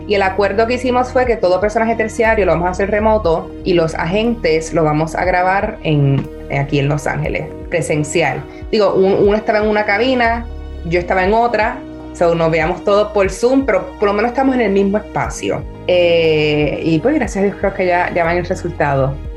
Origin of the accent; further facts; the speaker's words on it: Puerto Rico; no solo soy puertorriqueña y mujer